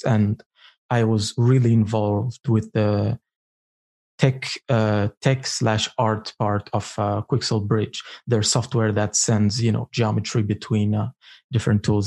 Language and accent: English; Eritrea; English is a second language; I come from Africa, uh, more Eritrea more specifically